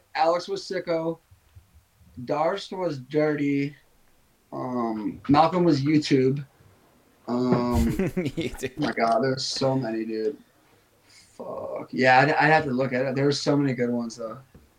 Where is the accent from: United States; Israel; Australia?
Israel; Because we're from like two like very different places.